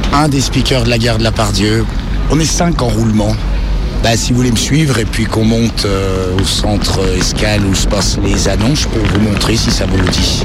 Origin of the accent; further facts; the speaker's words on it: Jura, Bourgogne-Franche-Comté, France; moved away as an adult; now in Lyon, France; Je suis originaire du Jura